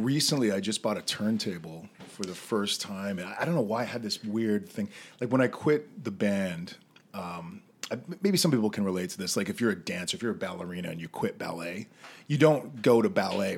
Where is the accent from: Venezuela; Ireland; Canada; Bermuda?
Canada; Western Canada; growing up in Western Canada